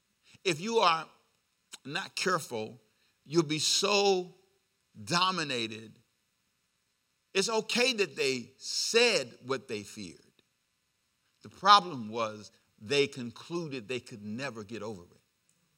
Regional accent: Los Angeles, California, United States; I lived down the street from USC. University of Southern California.

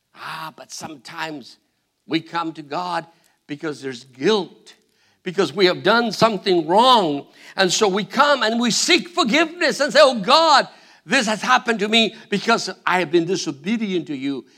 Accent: Argentina; English is a second language; moved away; I'm from Argentina.

